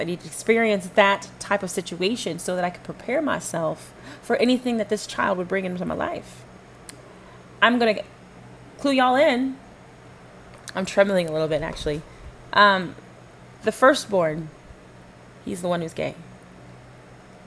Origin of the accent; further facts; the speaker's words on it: Dallas-Fort Worth area, Texas, United States; also born or lived in Panama / Flower Mound, Texas; I grew up here in the Dallas-Fort Worth area.